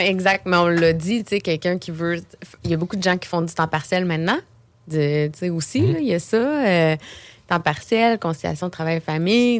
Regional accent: Beauce, Quebec, Canada; moved away as an adult; now in Quebec City, Canada; je viens de la Beauce quand j'ai commencé mon entreprise à Québec

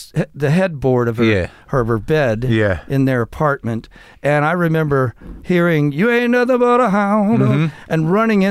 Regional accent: Covington, Kentucky, United States; I was born in Covington, right across the river, Ohio River, from Cincinnati

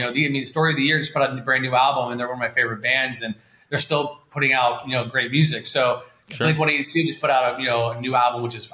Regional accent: West Palm Beach, Florida, United States; I'm from West Palm Beach, Fort Lauderdale area

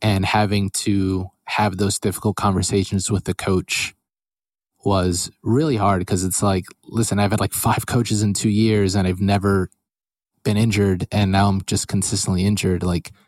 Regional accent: Allentown, Pennsylvania, United States; I grew up my whole life in Allentown, Pennsylvania

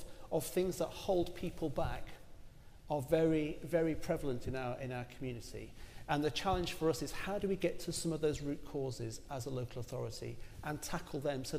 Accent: Rotherham, Yorkshire and the Humber, United Kingdom; moved away; also born or lived in Barking and Dagenham, London; I grew up actually in Rotherham in South Yorkshire in the 70s and 80s

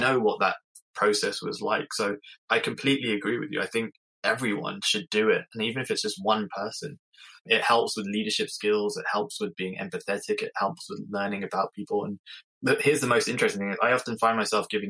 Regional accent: England, United Kingdom; I'm English

